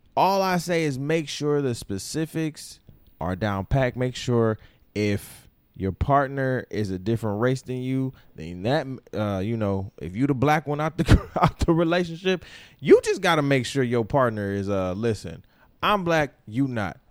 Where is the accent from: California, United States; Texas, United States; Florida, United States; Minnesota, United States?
Florida, United States; moved away; also born or lived in Grand Rapids, Michigan; I'm from Florida.